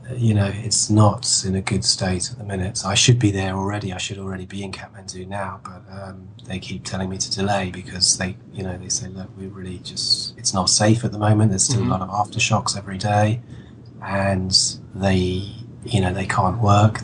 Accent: London, United Kingdom; I come from London, and I come from, you know, you know, I knew Camden Market pretty well. I'd been in it, you know, loads of times as a kid

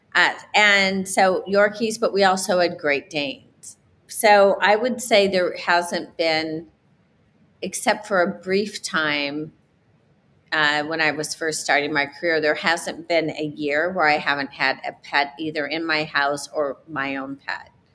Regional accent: South Bend, Indiana, United States; I grew up in South Bend, Indiana

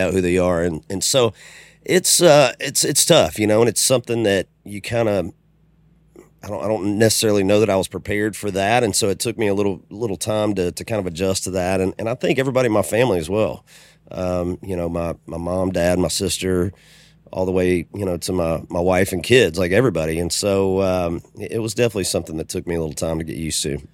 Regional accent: Macon, Georgia, United States; also born or lived in Homestead, Florida / Jacksonville; I was pretty much raised there in, in middle Georgia.

